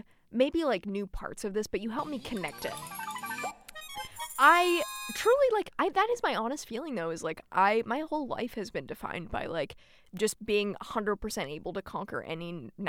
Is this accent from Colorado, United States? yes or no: yes; Colorado, United States; I'm from Colorado.